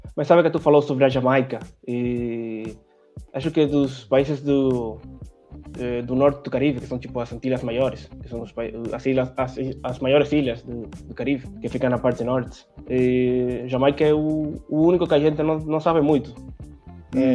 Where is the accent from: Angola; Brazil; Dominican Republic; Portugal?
Dominican Republic; Santo Domingo, Distrito Nacional; Portuguese is a second language; eu nasci em Santo Domingo